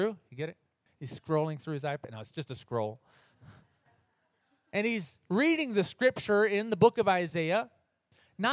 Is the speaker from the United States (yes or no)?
yes; United States; now in Oberfrauendorf, Germany; I'm American